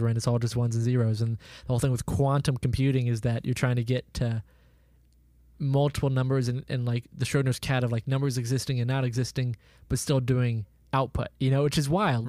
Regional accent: Oklahoma, United States; our town, Jacob, where we grew up in Oklahoma

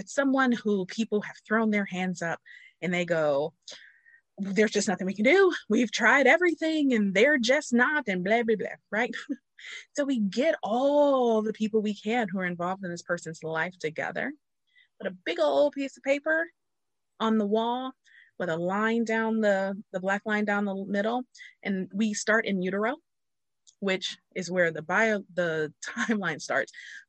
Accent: Ohio, United States; We're both from Ohio.

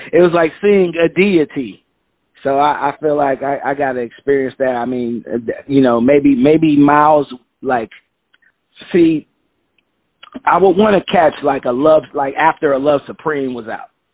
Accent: Chicago, Illinois, United States; now in New York, United States; growing up in Chicago, grew up on the South Side

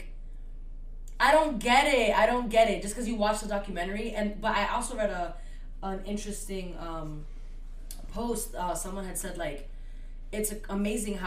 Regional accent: Massachusetts, United States; I'm from Massachusetts

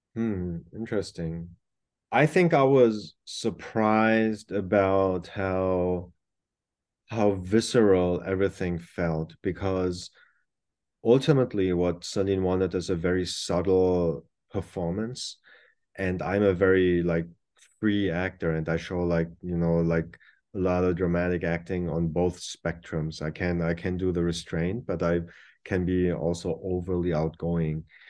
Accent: Germany; first language German; English is a second language; moved away as an adult; also born or lived in New York; now in South Korea; being born and raised in Germany and having lived in New York for close to seven years and now being back in Korea, ultimately German was my first language

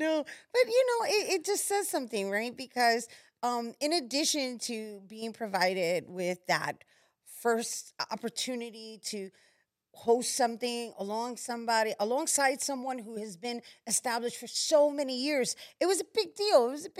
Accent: New York City, New York, United States; my upbringing is urban. You know, I'm from the streets. I'm from the streets of El Barrio.

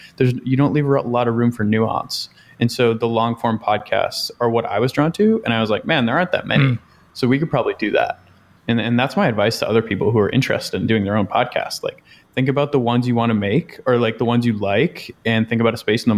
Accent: Boston, Massachusetts, United States; I'm from Boston. So like I just listen to these guys and it's like being back home a little bit.

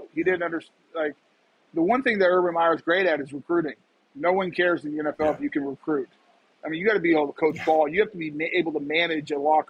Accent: Colorado, United States; this is where I grew up. I grew up in Colorado.

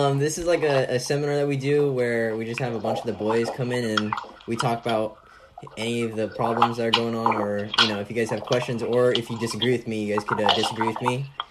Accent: California, United States; I'm from California

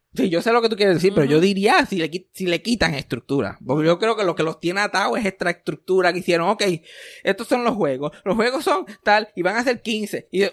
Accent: Puerto Rico; accent: jíbaro; mi acento jíbaro

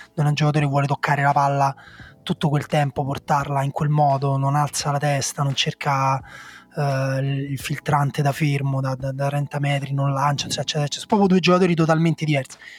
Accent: Rome, Lazio, Italy; Essendo nato e cresciuto a Roma

